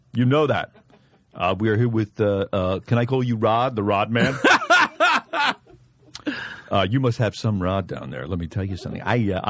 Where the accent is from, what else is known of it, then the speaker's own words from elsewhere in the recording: Bronx, New York, United States; I grew up in the – I don't know. A lot of people don't know this, but I'm from the South Bronx.